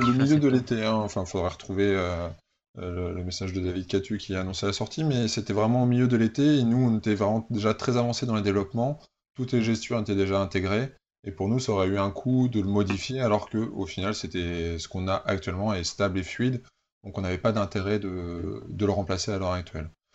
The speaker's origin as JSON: {"language": "French", "region": "Normandy", "country": "France", "also_born_or_lived": "Paris", "moved": "yes", "lives_now": "Toulouse, France", "said": "je suis pas un vrai Toulousain. Hein. Je, suis, que... je suis, de Normandie et j'ai passé 8 ans à Paris et ça fait seulement 6 ans que je suis à Toulouse."}